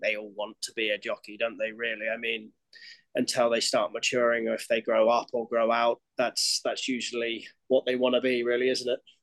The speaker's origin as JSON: {"language": "English", "area": "Cambridgeshire", "region": "East of England", "country": "United Kingdom", "tie": "born or raised there", "moved": "as an adult", "lives_now": "United States", "said": "I'm born and raised in Cambridgeshire, Great Britain"}